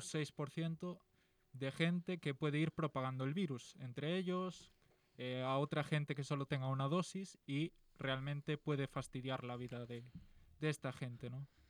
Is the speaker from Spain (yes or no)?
yes; Galicia, Spain; soy de Galicia